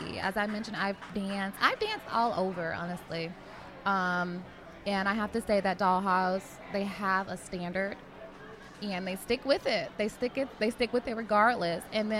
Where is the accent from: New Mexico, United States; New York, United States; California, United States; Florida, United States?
Florida, United States; I'm a Floridian.